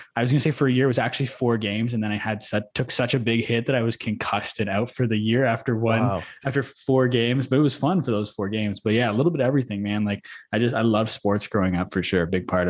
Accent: Manitoba, Canada; which was 12 years old, I believe, is as early as we could play where I grew up in Manitoba.

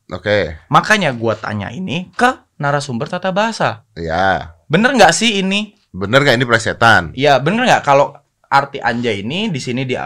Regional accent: Java, Indonesia; Asu, aku orang Jawa iso loh ngomong asu Kancok.

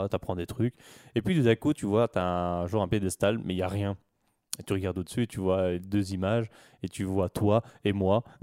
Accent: Charleroi, Wallonia, Belgium; Je suis Carolo, moi

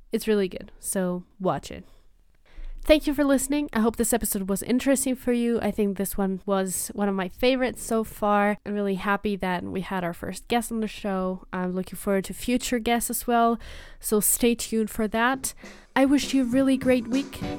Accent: Rajouri, Jammu and Kashmir, India; I'm from Rajouri, India.

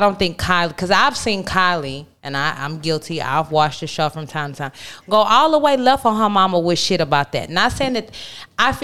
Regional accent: Houston, Texas, United States; I'm from Houston

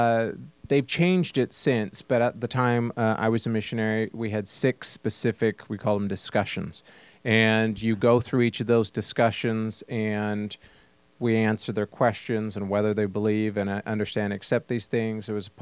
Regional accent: the West, United States; Particularly, I grew up in the West where everybody knows their neighbor.

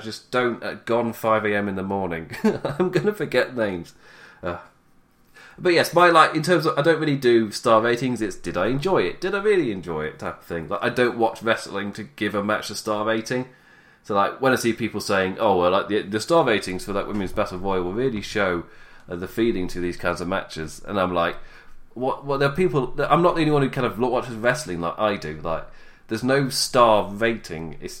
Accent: England, United Kingdom; I'm English

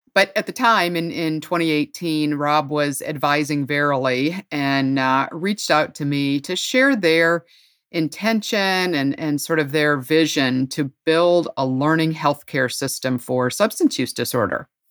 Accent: Ohio, United States; moved away as an adult; also born or lived in North Carolina; Ohio, my home state, even though I lived many years in North Carolina

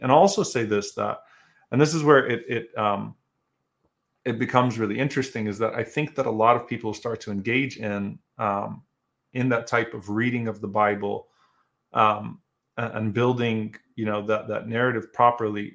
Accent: United States; also born or lived in Louisiana; as American Muslims

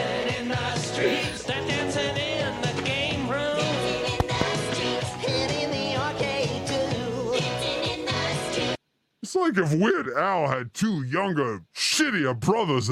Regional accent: Oregon, United States; I grew up in Oregon.

